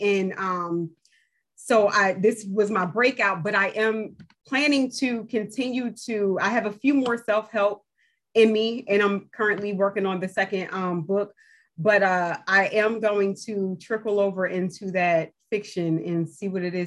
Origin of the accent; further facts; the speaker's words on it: New Jersey, United States; moved away as an adult; now in North Carolina, United States; I'm from New Jersey. I started it in New Jersey. It wasn't until we moved to North Carolina some years later